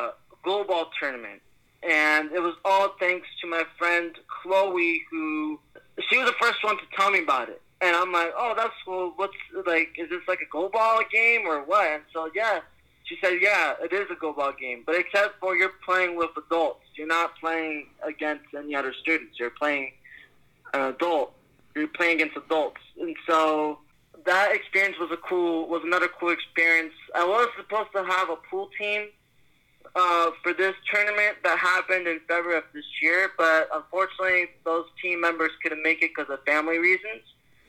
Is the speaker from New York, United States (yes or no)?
yes; New York, United States; I even got to meet people from my hometown, New York.